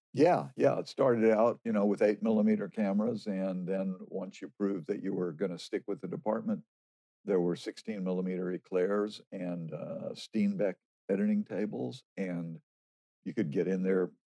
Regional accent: Dallas, Texas, United States; also born or lived in New York / Austin, Texas; lived in Dallas uh, as my childhood

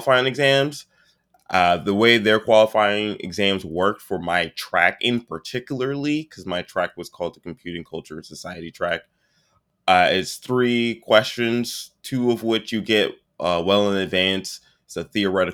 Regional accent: Prince George's County, Maryland, United States; I am born and raised in Prince George's County, Maryland

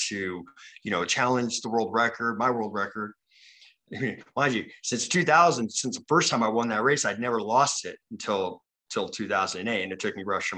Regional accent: Utah, United States; I'm from Utah

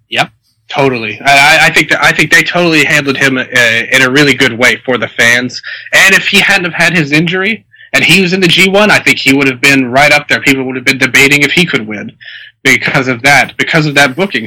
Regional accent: Tennessee, United States; I'm from Tennessee

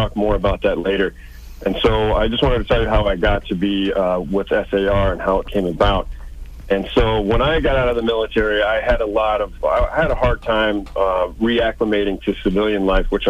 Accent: St. Louis, Missouri, United States; I'm originally born and raised in St. Louis, Missouri

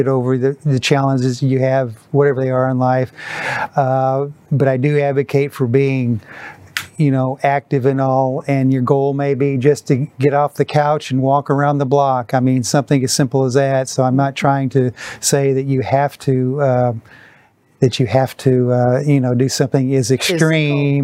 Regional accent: Wisconsin, United States; my boyhood idol growing up in Wisconsin, Vince Lombardi

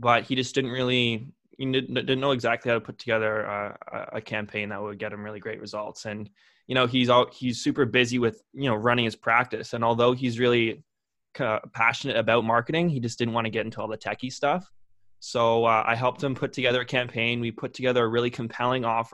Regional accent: Lindsay, Ontario, Canada; born or raised there

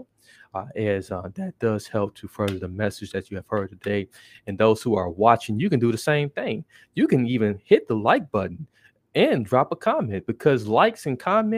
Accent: Milwaukee, Wisconsin, United States; I'm from Milwaukee

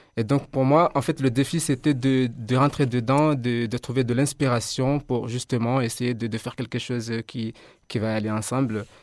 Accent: Comoros; moved away as an adult; now in Mayotte; à la base, je suis comorien. Je suis étudiant comorien.

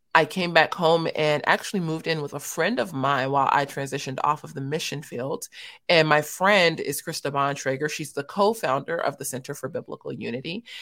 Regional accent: Los Angeles, California, United States; I was born and raised in South Central Los Angeles for about the first 15 years

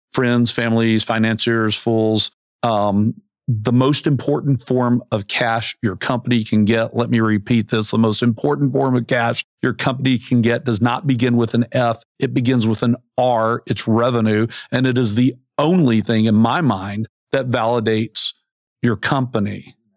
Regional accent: Central Arkansas, United States; also born or lived in New Orleans / Nashville / Chicago / Denver; I grew up in Central Arkansas

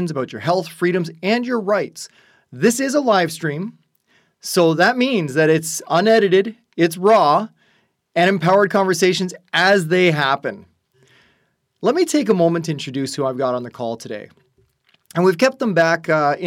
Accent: Burlington, Ontario, Canada; We've known each other since high school, growing up in Burlington, Ontario, here inside Canada

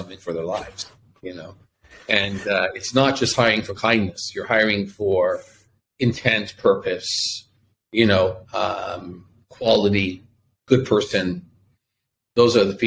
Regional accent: Toronto, Ontario, Canada; now in Tel Aviv, Israel; I'm from Toronto, Canada, and now live here in Tel Aviv

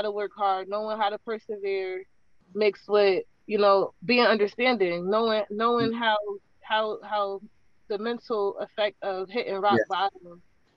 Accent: New Haven, Connecticut, United States; I am from New Haven. Particularly, I grew up in the Farnham Court area of Fairhaven

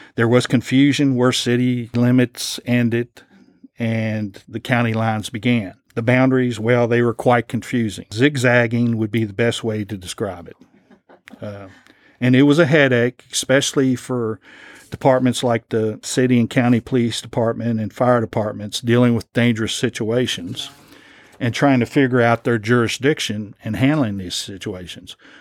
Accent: Lexington, Kentucky, United States; as a teenager, growing up in Lexington

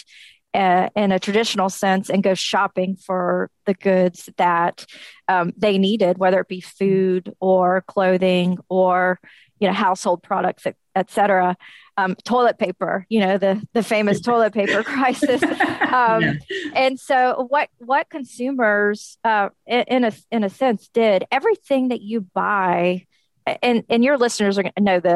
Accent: Nashville, Tennessee, United States; also born or lived in Memphis, Tennessee; I'm based out of Nashville, Tennessee, born and raised in Nashville

